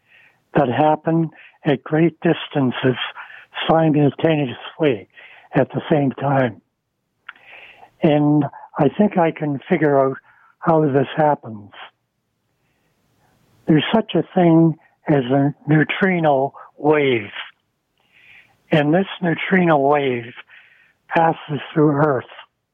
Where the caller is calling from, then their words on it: Scarborough, Ontario, Canada; I'm from Scarborough.